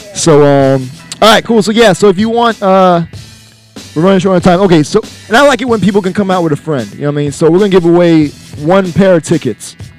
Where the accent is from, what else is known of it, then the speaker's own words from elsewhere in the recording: Jamaica; me being Jamaican